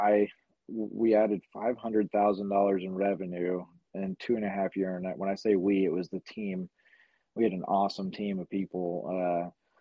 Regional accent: Addison, Texas, United States; where I grew up in Addison

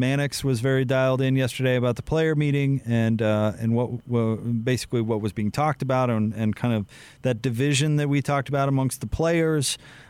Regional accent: Salt Lake City, Utah, United States; I grew up playing there in Nibley, and I love those little Salt Lake City tracks

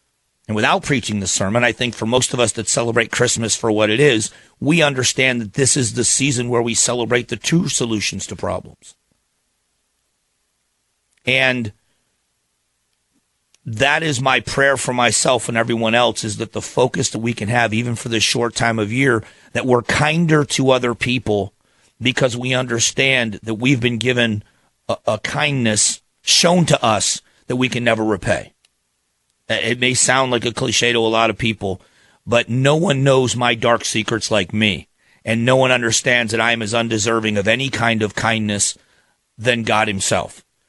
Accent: Phoenix, Arizona, United States; I'm from Phoenix, live in Phoenix, Arizona, and I always appreciate being in on Glenn's show.

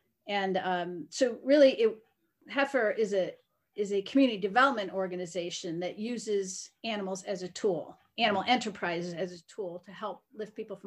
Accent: Connecticut and Vermont, New England, United States; moved away as an adult; also born or lived in Arkansas / Northeast Kansas; now in Kansas, United States; Connecticut and Vermont is where I was raised

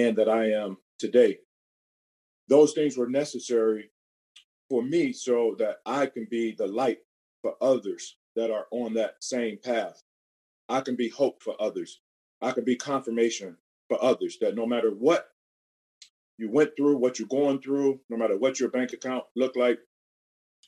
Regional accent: Cleveland, Ohio, United States; Born and raised in Cleveland, Ohio

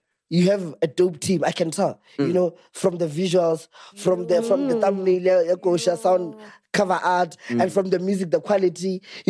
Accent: Limpopo, South Africa; not because I'm from Limpopo, I can't do what. I can still be in a room full of white people and still dominate

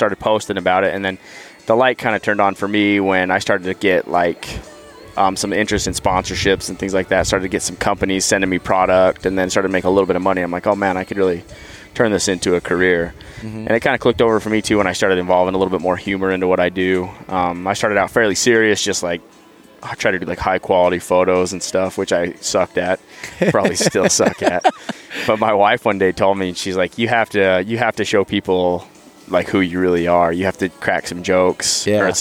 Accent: Utah, United States; I grew up in Utah

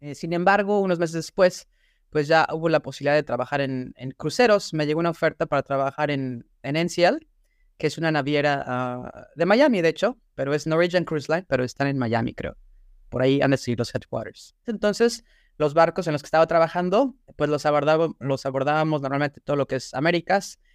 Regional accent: Puebla, Mexico; moved away as an adult; now in Shanghai, China; nací en México, soy de la ciudad de Puebla

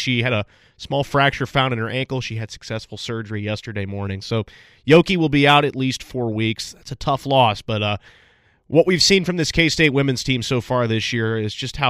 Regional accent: Chicago, Illinois, United States; now in Kansas, United States; some of you all know I'm from Chicago. I'm a big Bears fan.

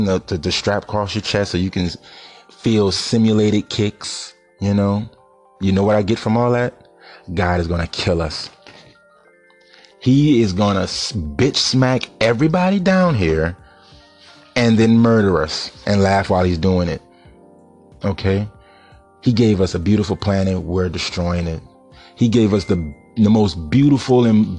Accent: New Orleans, Louisiana, United States; I'm from New Orleans, for all y'all that's listening to me. I'm from New Orleans. I live in New Orleans

